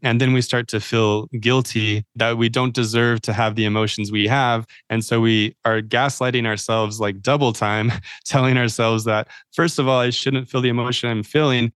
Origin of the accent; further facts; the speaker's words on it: Idaho, United States; I'm from Idaho, I think people think that I might be a Mormon or L D S faith